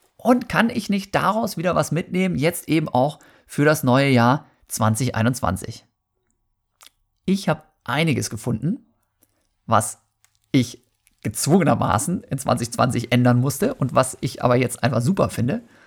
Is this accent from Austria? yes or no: no; Germany; Bei uns in Deutschland